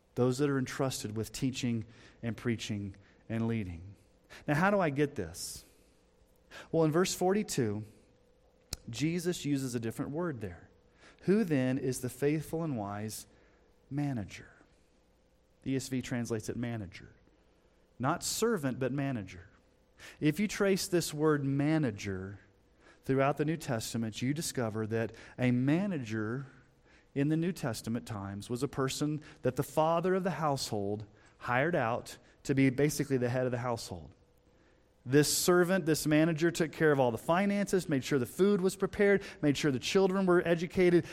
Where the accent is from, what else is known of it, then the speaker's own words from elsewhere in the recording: United States; as an American Christian